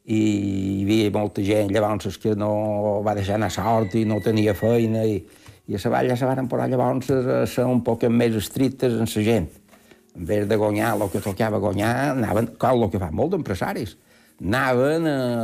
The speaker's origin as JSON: {"language": "Catalan", "town": "Ses Salines", "region": "Balearic Islands", "country": "Spain", "tie": "born or raised there", "said": "Jo el meu poble és Salines"}